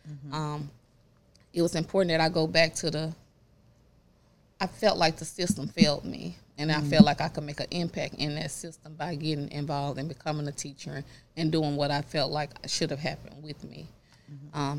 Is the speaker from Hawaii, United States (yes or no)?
no; Raleigh, North Carolina, United States; you know, growing up in Raleigh, uh, Timberlake.